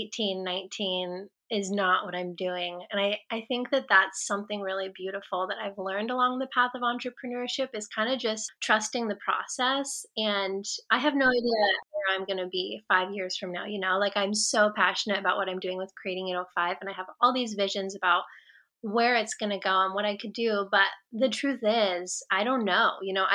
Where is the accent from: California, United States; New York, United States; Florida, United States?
California, United States; Atascadero; I grew up in Atascadero and I lived there until I was 12